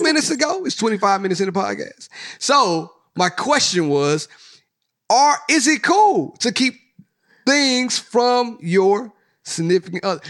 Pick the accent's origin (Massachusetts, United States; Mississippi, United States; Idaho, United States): Mississippi, United States; moved away; I'm from Mississippi.